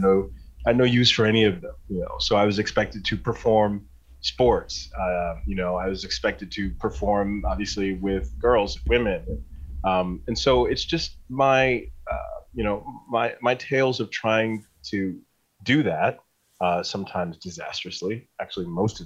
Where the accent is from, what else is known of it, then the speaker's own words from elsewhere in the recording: Northeast Ohio, United States; Growing up in Northeast Ohio in the 70s and 80s was, everybody worked in a factory